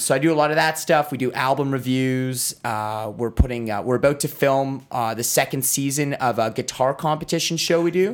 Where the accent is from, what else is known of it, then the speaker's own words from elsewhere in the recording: Ottawa, Ontario, Canada; I grew up in Ottawa. I grew up down the street.